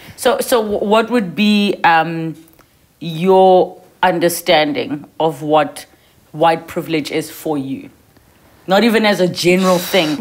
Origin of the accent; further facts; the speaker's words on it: South Africa; you and I, as young South African women